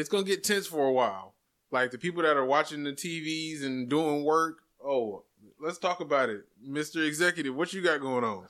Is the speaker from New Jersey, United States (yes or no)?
no; Jacksonville, Florida, United States; I am from Jacksonville, born and raised